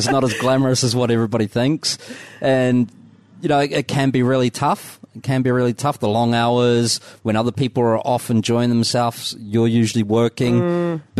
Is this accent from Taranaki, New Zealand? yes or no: no; Dunedin, Otago, New Zealand